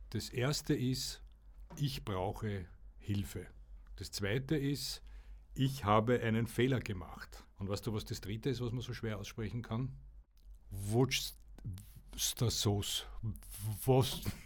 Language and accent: German; Austria; Bei uns in Österreich